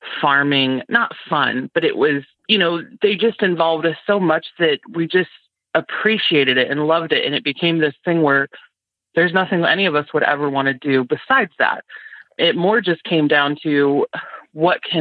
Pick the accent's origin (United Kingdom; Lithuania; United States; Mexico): United States; near Galesburg, West Central Illinois; I am from West Central Illinois, over by Galesburg, Illinois. I grew up on a corn and soybean farm